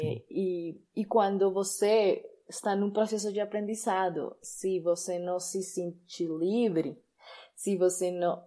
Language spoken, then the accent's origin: Portuguese; Colombia; accent: Spanish; Portuguese is a second language; also born or lived in Chía, Colombia; Eu sou colombiana e eu moro sim na Colômbia.